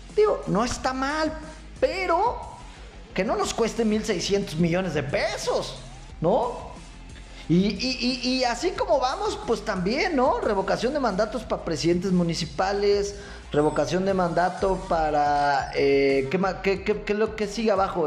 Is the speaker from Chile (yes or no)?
no; Michoacán, Mexico; los michoacanos somos gente pensante